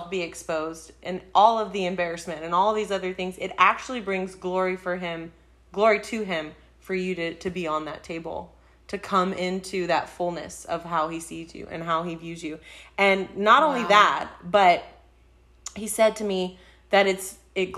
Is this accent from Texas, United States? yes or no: yes; Texas, United States; We say Texas